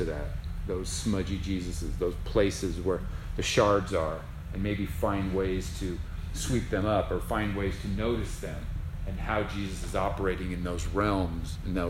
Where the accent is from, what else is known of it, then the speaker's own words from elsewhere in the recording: San Juan, Puerto Rico; I remember my mother having a crucifix in her bedroom. Growing up in San Juan, Puerto Rico.